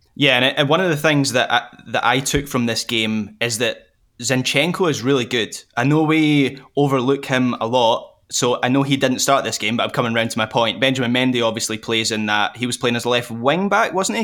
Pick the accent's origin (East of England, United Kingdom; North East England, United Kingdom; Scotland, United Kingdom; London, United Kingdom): Scotland, United Kingdom